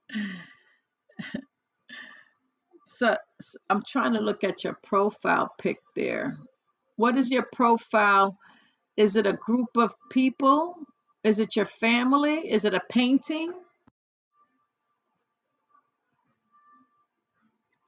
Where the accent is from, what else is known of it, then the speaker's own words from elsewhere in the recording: New York, United States; also born or lived in New Jersey; I was born and raised in New York.